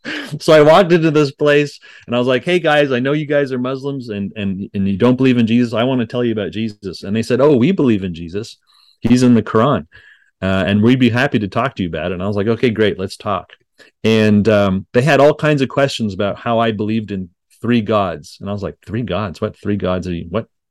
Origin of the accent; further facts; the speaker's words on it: Montreal, Quebec, Canada; now in Denton, United States; I grew up in Montreal, Quebec